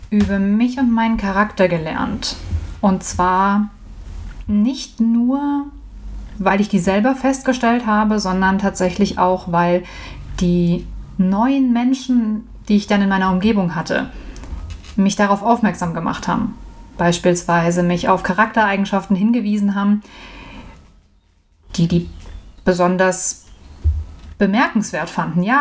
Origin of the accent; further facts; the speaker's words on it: Medenbach, Hesse, Germany; now in Erdbach, Germany; Ich komme ursprünglich aus Medenbach, ein gutes Dillkreisdörfchen. Mittlerweile wohne ich in Erdbach. Das ist einmal über den Berg von Medenbach.